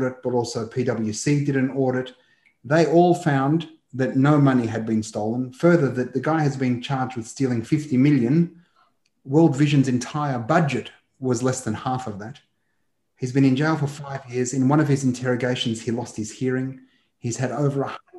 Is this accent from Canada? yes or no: no; Australia; a Palestinian who was born to a 48er who was ethnically cleansed, born in Australia, you can tell from my accent, Manar, that I'm about as white as a Palestinian can be in diaspora